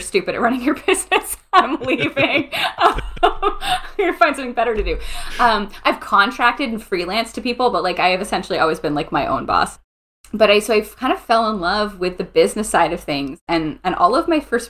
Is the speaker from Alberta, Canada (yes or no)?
no; St. Catharines, Ontario, Canada; moved away as an adult; also born or lived in France; now in Ottawa, Canada; I grew up in St. Catharines, so near Niagara Falls, Ontario.